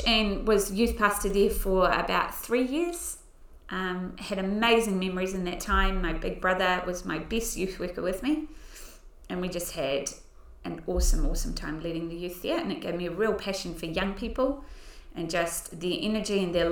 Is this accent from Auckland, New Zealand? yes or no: yes; Auckland, New Zealand; also born or lived in Pukekohe; now in Christchurch, New Zealand; I was born in 1979 in Auckland into a Christian family.